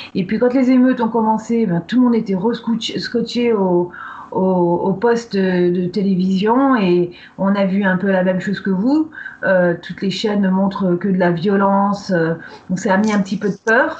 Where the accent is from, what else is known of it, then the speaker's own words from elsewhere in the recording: Napa Valley, Northern California, United States; moved away; j'ai grandi dans la vallée de Napa, qui est connue pour son vin